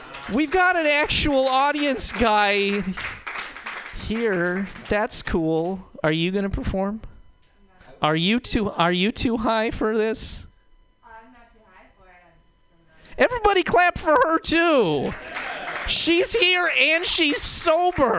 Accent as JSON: {"language": "English", "region": "Montana", "country": "United States", "moved": "yes", "lives_now": "San Francisco, United States", "said": "I'm not from San Francisco. I'm from Montana"}